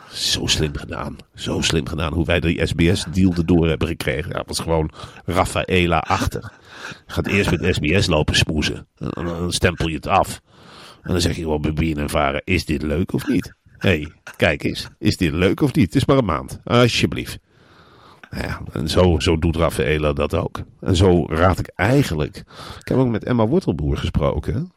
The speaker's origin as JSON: {"language": "Dutch", "town": "Emmen", "region": "Drenthe", "country": "Netherlands", "said": "Ik kom uit Emmen. De slechtste plek om te wonen in Nederland. Ik kom niet eens uit een mooie wijk in Emmen"}